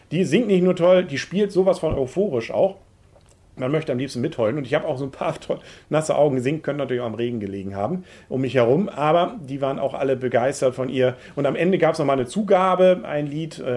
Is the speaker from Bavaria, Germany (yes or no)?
no; Kiel, Schleswig-Holstein, Germany; also gerade als Kieler finde ich es toll.